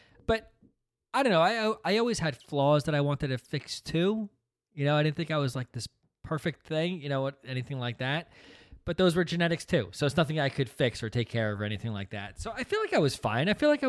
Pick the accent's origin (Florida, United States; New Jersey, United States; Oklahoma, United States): New Jersey, United States; Princeton; growing up in Princeton is tough.